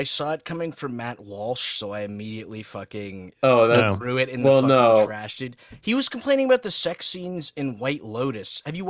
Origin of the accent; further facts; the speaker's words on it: Saudi Arabia; growing up in Saudi and having a ton of Lebanese friends